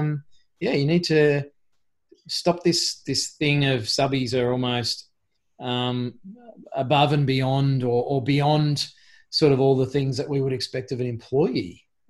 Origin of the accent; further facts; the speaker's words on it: Queensland, Australia; I'm not a Queenslander anymore.